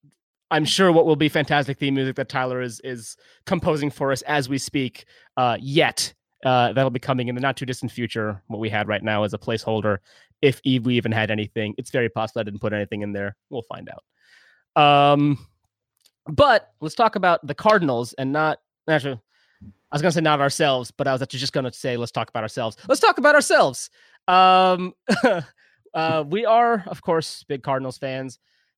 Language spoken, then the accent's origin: English; Pakistan; born there; I was born in Pakistan.